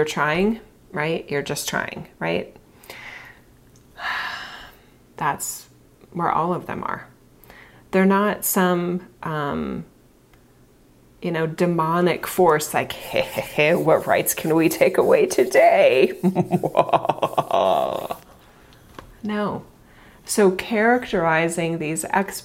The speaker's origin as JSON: {"language": "English", "country": "United States", "said": "I'm obviously an American"}